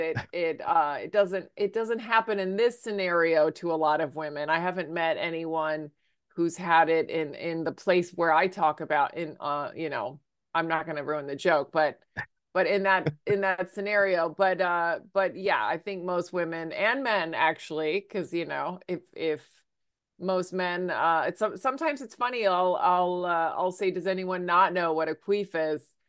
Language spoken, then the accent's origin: English; Virginia, United States; now in New York City, United States; I'm from Virginia